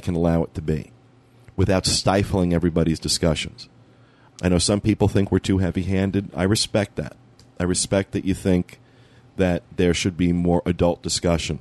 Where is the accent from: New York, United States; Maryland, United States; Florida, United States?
New York, United States; being from the Northeast, being a New Yorker